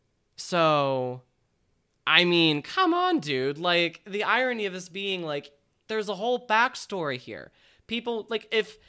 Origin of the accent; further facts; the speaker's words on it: Minnesota, United States; From Minnesota, yeah. I'm from Minnesota. Oh, you betcha.